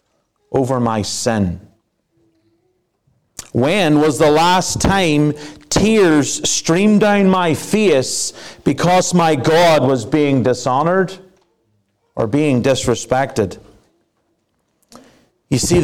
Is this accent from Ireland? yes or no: yes; Ireland; moved away; I am an Irishman